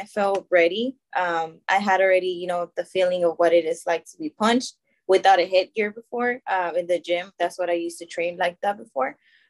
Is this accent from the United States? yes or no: no; Monterrey, Nuevo León, Mexico; as I said before, I'm from Monterrey, so it's harder for us to go to nationals.